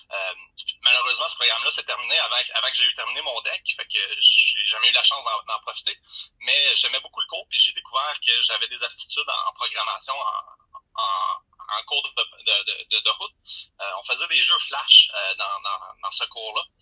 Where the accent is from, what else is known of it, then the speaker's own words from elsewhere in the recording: Shawinigan, Quebec, Canada; moved away; also born or lived in Matane; je viens de Shawinigan.